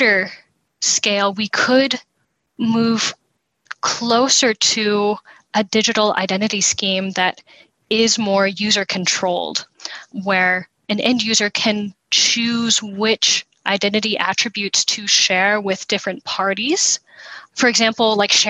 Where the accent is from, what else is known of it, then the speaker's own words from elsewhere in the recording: United States; As an American